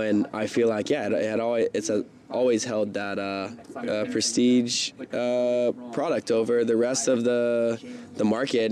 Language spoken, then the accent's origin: English; Simpsonville, South Carolina, United States; now in San Diego, United States; where I grew up in Simpsonville, South Carolina